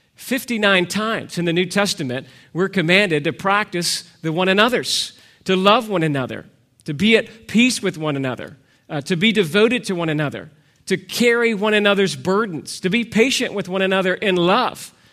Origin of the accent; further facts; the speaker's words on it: Georgia, United States; moved away as an adult; also born or lived in California; now in Texas, United States; I was raised in the best state of the Union. Georgia.